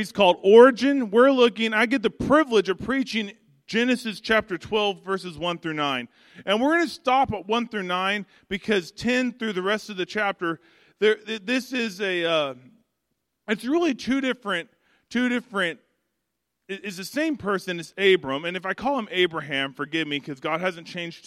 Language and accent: English; Arkansas, United States; I grew up in Arkansas